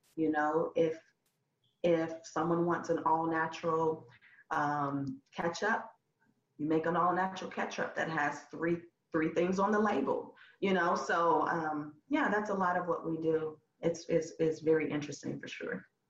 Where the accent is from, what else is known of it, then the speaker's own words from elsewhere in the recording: Huntsville, Alabama, United States; moved away as an adult; now in Memphis, United States; I'm originally from Huntsville, Alabama about four hours away in North, North Alabama. And I moved here about 11 years, 11